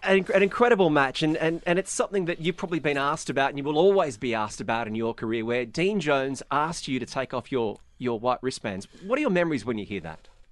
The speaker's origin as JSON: {"language": "English", "country": "Australia", "tie": "born or raised there", "moved": "yes", "lives_now": "Dubai, United Arab Emirates", "said": "as, as an Australian, I'm very fortunate that I was a child of 1990s cricket in Australia"}